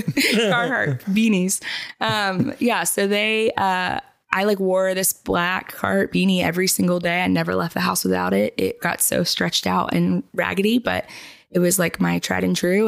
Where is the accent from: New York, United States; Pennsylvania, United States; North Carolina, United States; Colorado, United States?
North Carolina, United States; Charlotte; also born or lived in Tennessee; I grew up here in Charlotte